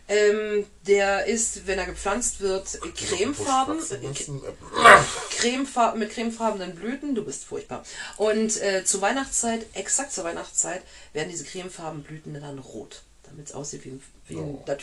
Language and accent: German; Germany; Wir dürfen so reden, wir sind selber Deutsche.